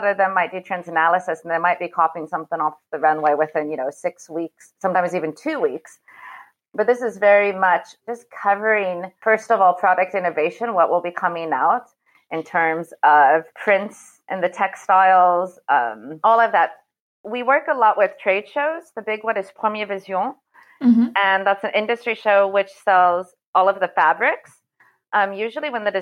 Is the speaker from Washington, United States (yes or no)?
yes; Seattle, Washington, United States; moved away as an adult; also born or lived in United Kingdom / Malta / Italy / Greece; now in Paris, France; I'm actually from Seattle, and I first moved to Paris in 97 to study